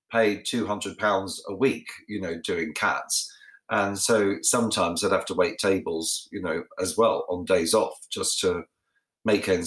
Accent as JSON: {"language": "English", "country": "Australia", "tie": "born or raised there", "said": "obviously the first one is about my life growing up in Australia, and a lot of people don't know I'm Australian because I have, you know, I speak beautifully like the Queen"}